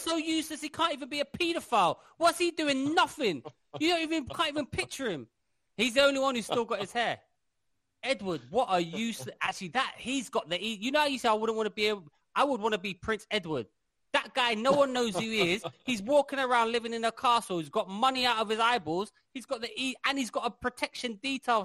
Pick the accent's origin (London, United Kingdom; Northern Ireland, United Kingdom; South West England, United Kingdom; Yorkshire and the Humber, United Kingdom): London, United Kingdom; I grew up in London